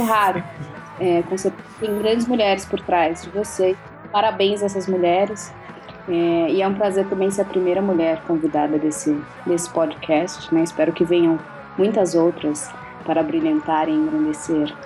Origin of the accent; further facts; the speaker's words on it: Minas Gerais, Brazil; sou de Minas